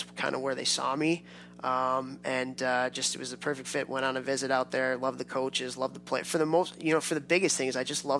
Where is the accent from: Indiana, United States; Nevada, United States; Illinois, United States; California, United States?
Illinois, United States; Chicago; I grew up in Chicago